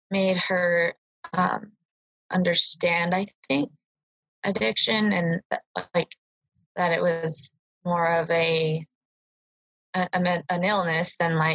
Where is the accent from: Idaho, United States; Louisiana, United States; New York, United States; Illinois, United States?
Idaho, United States; Boise; I was born here in Boise, Idaho, and uh, I moved out of the state twice, but primarily just here.